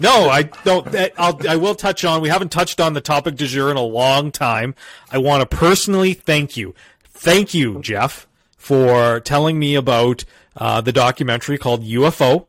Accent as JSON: {"language": "English", "region": "Alberta", "country": "Canada", "said": "as an Albertan"}